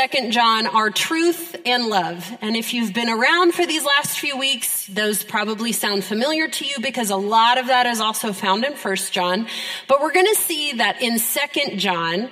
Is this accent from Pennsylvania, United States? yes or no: yes; Pennsylvania, United States; now in Ohio, United States; I grew up in Pennsylvania